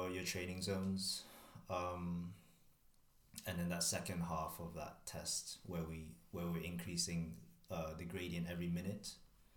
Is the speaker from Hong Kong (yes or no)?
yes; Hong Kong; moved away as an adult; also born or lived in Leeds, United Kingdom; now in United Kingdom; born and raised in Hong Kong.